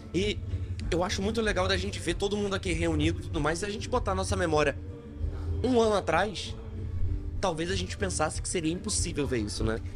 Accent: Curitiba, Paraná, Brazil; moved away as an adult; now in Manaus, Brazil; Eu não sou daqui, eu sou de Curitiba, mas eu vim para cá na pandemia

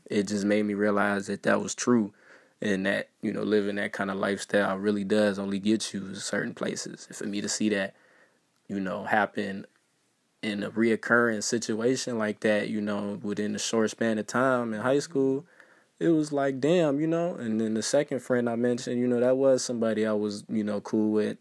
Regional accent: Waukegan, Illinois, United States; I'm from Waukegan

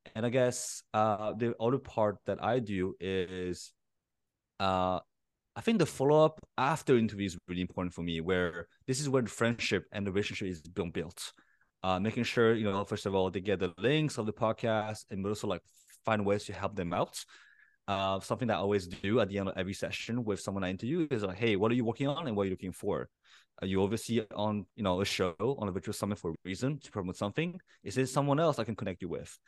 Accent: Paris, Île-de-France, France; I was born and raised in Paris

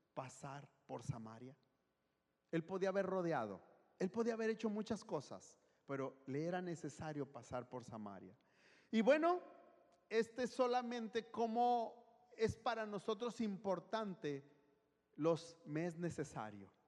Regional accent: Guadalajara, Jalisco, Mexico; moved away; soy de Guadalajara

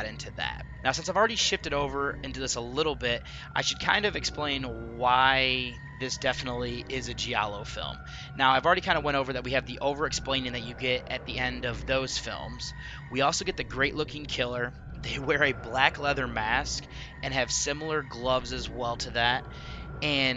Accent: United States; I'm, of course, looking at this as American

